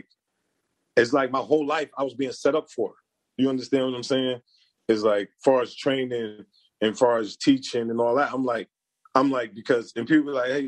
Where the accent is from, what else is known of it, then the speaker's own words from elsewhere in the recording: New Jersey, United States; it's in New Jersey, so I'm like, nigga, this is my hometown